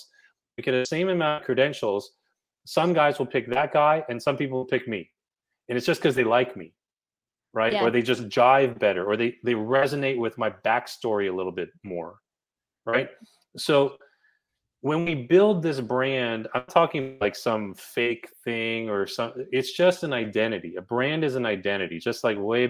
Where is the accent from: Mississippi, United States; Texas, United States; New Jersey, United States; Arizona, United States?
New Jersey, United States; I'm from New Jersey